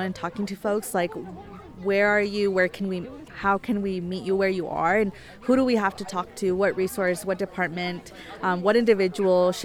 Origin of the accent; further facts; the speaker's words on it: Boulder, Colorado, United States; I was born and raised in Boulder